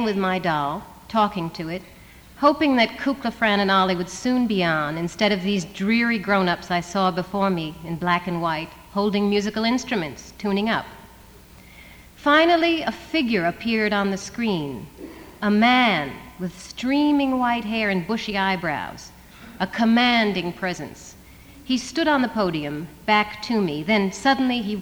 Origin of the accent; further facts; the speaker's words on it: the East, East Coast, United States; I come from the East where we have real winter.